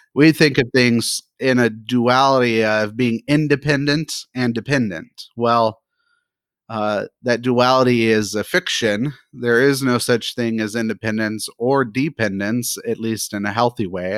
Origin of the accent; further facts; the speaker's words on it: United States; as an American